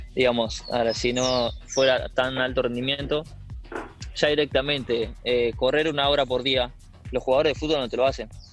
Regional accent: Merlo, Buenos Aires Province, Argentina; yo soy de Merlo, Buenos Aires.

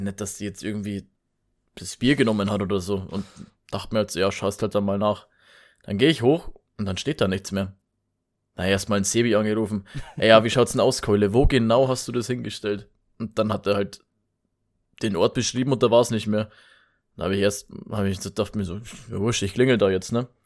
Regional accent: Bavaria, Germany; bei uns in Bayern

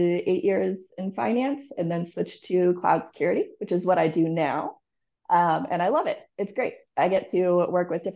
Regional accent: Northern California, United States; moved away as an adult; also born or lived in Denver, Colorado / Jacksonville, Florida; I grew up in between Denver, Colorado and Northern California. My parents made me move to California when I was like 10

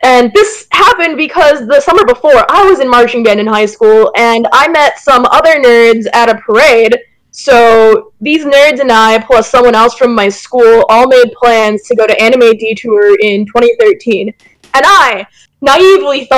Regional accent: Minnesota, United States; Minnesota conventions since it is my home state

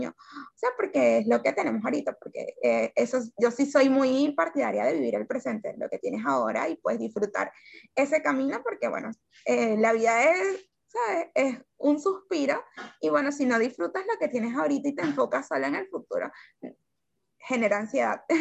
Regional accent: Venezuela; sueño en este momento es que nosotros, los, como venezolanos, podamos, podamos tener la oportunidad de vivir otra realidad.

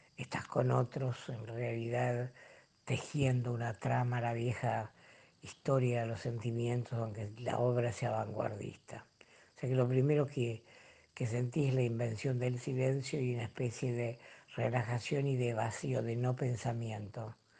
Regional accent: Rosario, Santa Fe, Argentina; Nací en Rosario, cerca del arroyo Saladillo, donde iba todos los veranos. Todo el grupo del barrio íbamos hasta allí a bañarnos

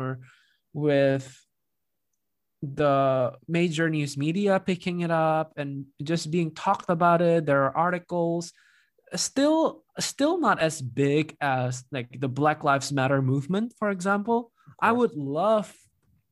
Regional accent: Jakarta, Indonesia; now in San Francisco, United States; I grew up in Jakarta as well

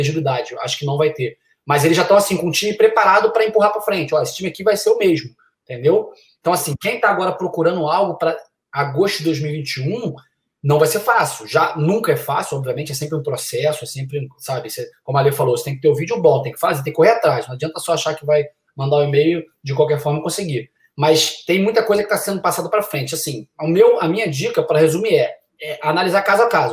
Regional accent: Niterói, Rio de Janeiro, Brazil; moved away as an adult; now in United States; joguei no Brasil durante seis anos, juniores e, e profissional no Rio de Janeiro, sou de Niterói.

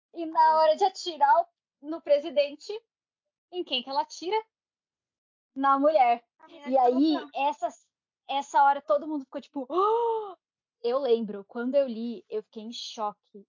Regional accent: Santa Catarina, Brazil; eu sou de Santa Catarina

